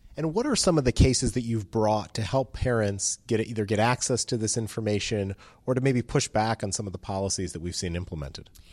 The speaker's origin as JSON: {"language": "English", "region": "Virginia", "country": "United States", "said": "my home state of Virginia"}